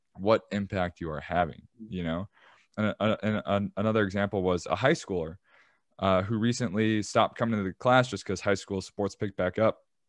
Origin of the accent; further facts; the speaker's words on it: Chicago, Illinois, United States; I'm from Chicago and I used to be in the shoe game